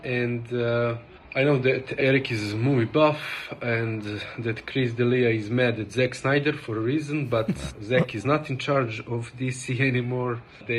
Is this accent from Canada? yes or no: no; Serbia; accent: Russian; English is a second language; pardon my Russian accent, I am from Serbia